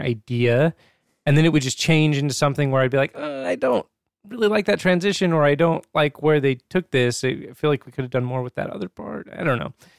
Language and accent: English; Alaska, United States; growing up in Alaska, right, you're pretty isolated from the rest of the world.